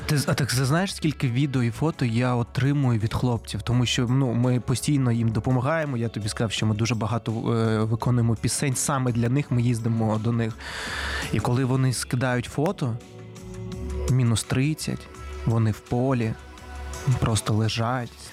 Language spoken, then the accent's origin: Ukrainian; Simferopol, Crimea, Ukraine; moved away; я сам із Сімферополя, це столиця Криму.